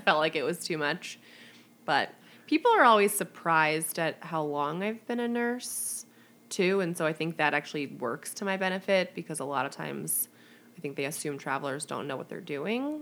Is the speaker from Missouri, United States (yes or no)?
yes; St. Louis, Missouri, United States; moved away as an adult; also born or lived in Chicago; I grew up in St. Louis, went to nursing school in Chicago, and then went back to St. Louis for my first job